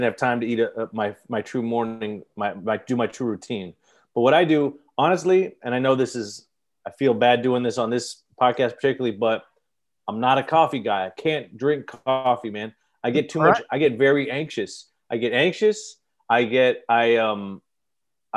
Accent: Los Angeles, California, United States; in my hometown, I think, right? Like in Los Feliz or Silver Lake

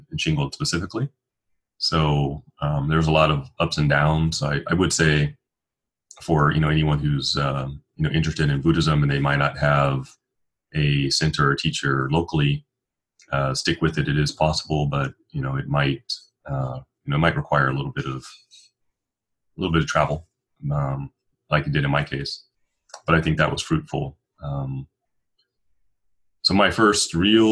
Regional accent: Detroit, Michigan, United States; now in Portland, United States; I'm from Detroit, Michigan, originally

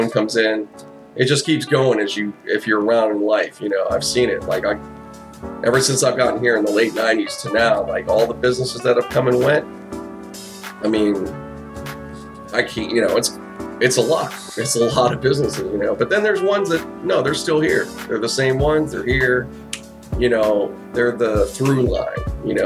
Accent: Pittsburgh, Pennsylvania, United States; moved away; I grew up in Pittsburgh. I wasn't from there, you know, I wasn't born there, but I was there

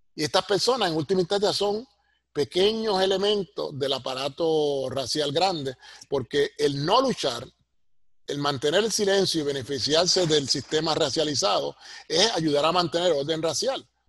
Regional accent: Puerto Rico; moved away as an adult; now in United States; Los que estamos en esta posición en Estados Unidos, que somos boricuas, criados en la isla, pero trabajamos acá

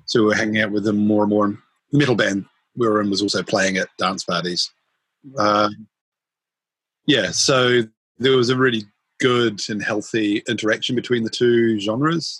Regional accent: Auckland, New Zealand; I was born and raised in in Howick, um, which is in Auckland

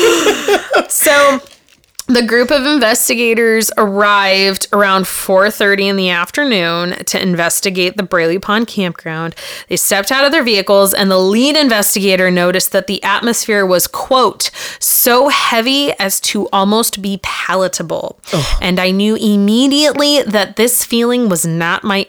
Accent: Redlands, California, United States; born or raised there; moved away

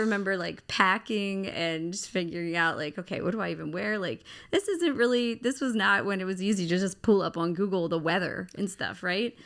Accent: Baltimore, Maryland, United States; accent: Baltimore; I'm from Baltimore, Baltimore City

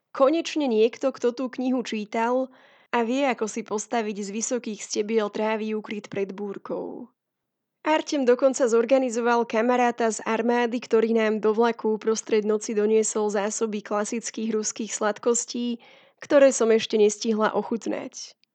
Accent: Slovakia

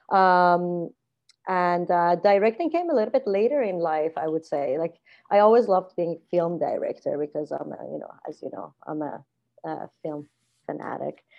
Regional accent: Iran; moved away as an adult; also born or lived in Spain; now in Vancouver, Canada; I was born in Iran, and I grew up in a very artistic family

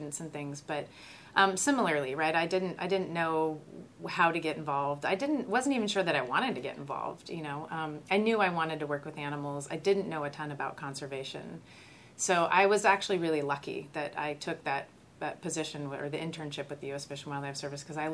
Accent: Southern California, United States; moved away as an adult; also born or lived in San Diego, California; now in New Mexico, United States; I grew up in Southern California

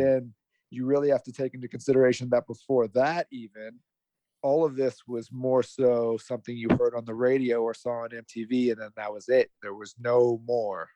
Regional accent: Las Vegas, Nevada, United States; I'm from Las Vegas

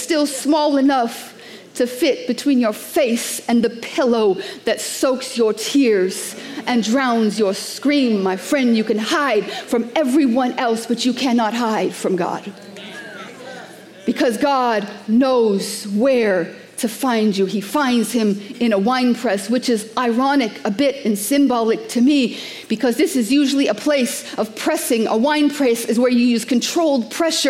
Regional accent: New York City, New York, United States; I'm a New Yorker.

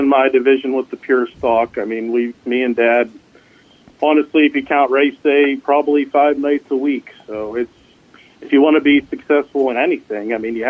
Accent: Latrobe, Pennsylvania, United States; Like I said, I grew up in Latrobe.

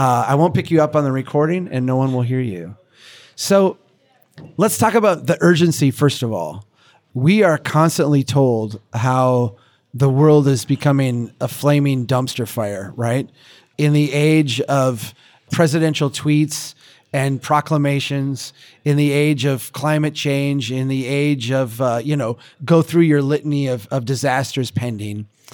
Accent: Minnesota, United States; as a Minnesotan

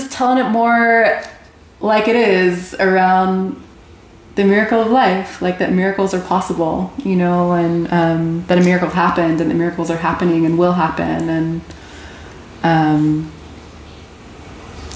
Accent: Plano, Texas, United States; moved away as an adult; now in Israel; I grew up here in Plano, Texas

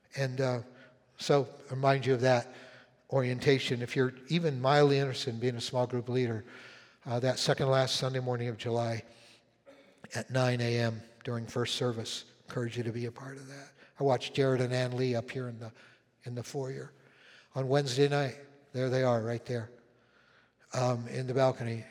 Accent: Winnipeg, Manitoba, Canada; moved away; When, when I was a little kid, uh, like eight, nine years old, um, I was living in Winnipeg where I was born up in Canada.

